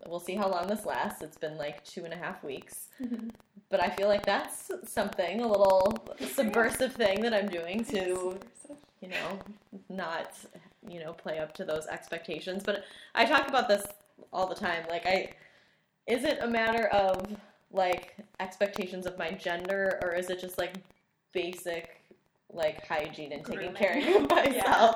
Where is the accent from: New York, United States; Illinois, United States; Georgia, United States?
New York, United States; Buffalo; I'm born and raised in Buffalo